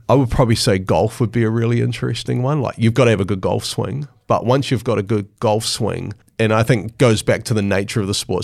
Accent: Hastings, Hawke's Bay, New Zealand; In Hastings, yeah, in Hawke's Bay, which is sort of in the east coast of the North Island.

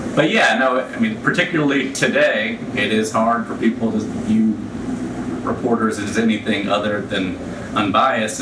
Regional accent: Birmingham, Alabama, United States; also born or lived in Memphis, Tennessee; I was born in Memphis, but we moved to Birmingham when I was six.

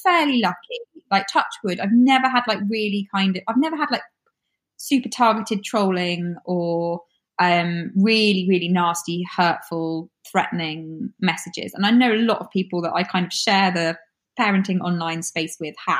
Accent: United Kingdom; I'm so British when it comes to, I don't ever want to make somebody else feel uncomfortable.

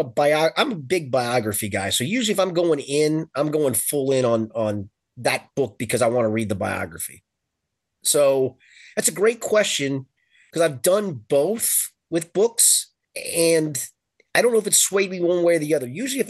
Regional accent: Crestview Hills, Kentucky, United States; they finally did find a nice house in the neighborhood that you and I grew up in Crestview Hills.

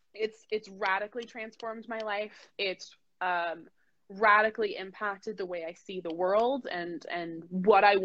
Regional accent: United States; I was born in the United States.

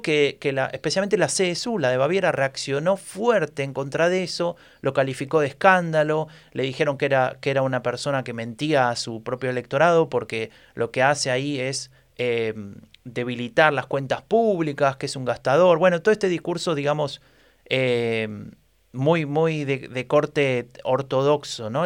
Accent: Argentina; now in Germany; como buen argentino, que se precie

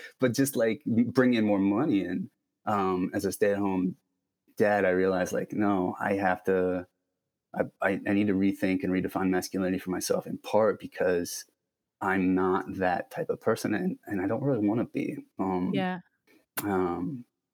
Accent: Akron, Ohio, United States; I grew up in Ohio, Midwestern, sort of middle of nowhere, not middle of nowhere, but like suburban Akron, Ohio

